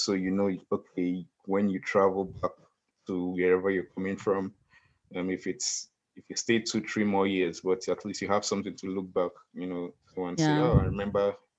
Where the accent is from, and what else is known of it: Nigeria; now in Australia